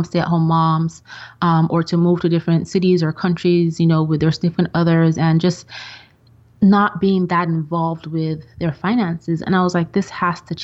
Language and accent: English; Nigeria; moved away as an adult; also born or lived in Austria / England; now in United States; my grade school and high school years were in Nigeria